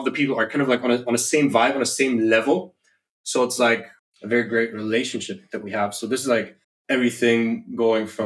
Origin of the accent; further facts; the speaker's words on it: Germany; now in Indonesia; I was born and raised in Germany